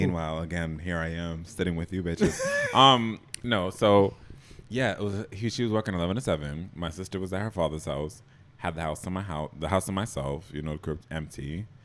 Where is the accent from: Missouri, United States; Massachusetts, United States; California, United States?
Massachusetts, United States; Boston; moved away as an adult; also born or lived in Jamaica / New York; I grew up in Boston